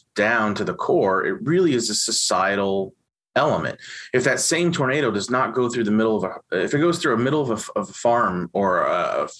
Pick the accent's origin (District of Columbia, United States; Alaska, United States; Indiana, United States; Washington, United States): Indiana, United States; Evansville; I grew up in Evansville, Indiana